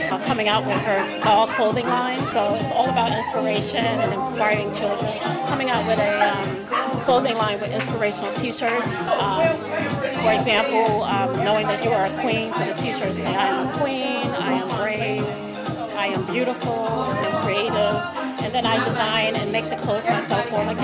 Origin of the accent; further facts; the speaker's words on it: New Jersey, United States; moved away as an adult; I only been here about two years. I'm from New Jersey.